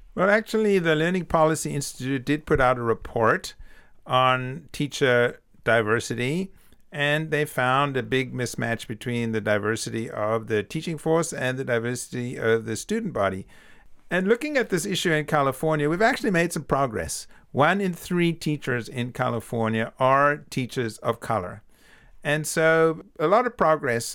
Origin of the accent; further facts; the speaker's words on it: South Africa; moved away; I'm from South Africa